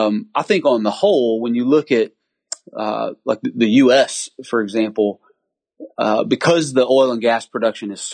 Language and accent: English; Lake Charles, Louisiana, United States; I'm from Lake Charles, Louisiana.